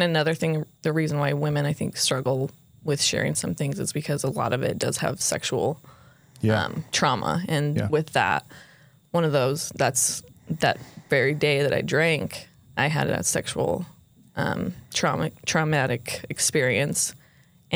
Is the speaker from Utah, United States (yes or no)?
yes; Orem, Utah, United States; I grew up actually in Utah, Orem